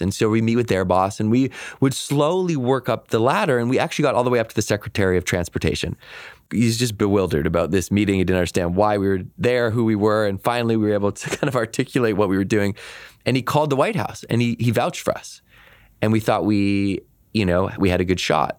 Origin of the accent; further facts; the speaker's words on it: Victoria, British Columbia, Canada; I grew up in Victoria, B C, which is a very idyllic place to grow up